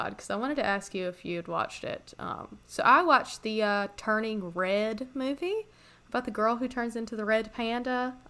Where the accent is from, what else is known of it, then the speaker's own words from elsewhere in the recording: Canada; As I said, I'm from Canada.